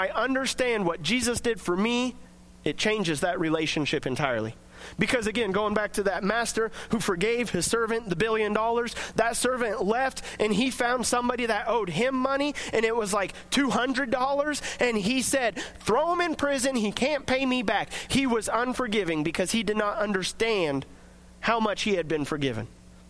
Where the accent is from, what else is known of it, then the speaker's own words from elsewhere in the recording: United States; as American Christians